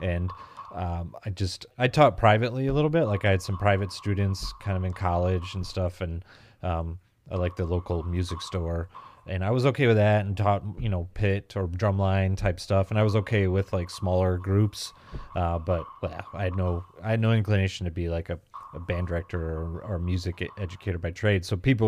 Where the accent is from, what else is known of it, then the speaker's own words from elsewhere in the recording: Grand Rapids, Michigan, United States; and I'm kind of from the Grand Rapids, Michigan area, so we're just across the lake sort of from where I think where you grew up.